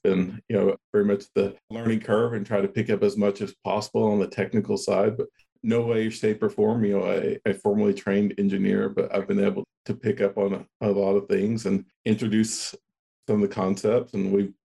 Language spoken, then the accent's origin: English; Kermit, Texas, United States; now in Midland, United States; grew up out in West Texas, I've kind of been surrounded by the oil field my entire life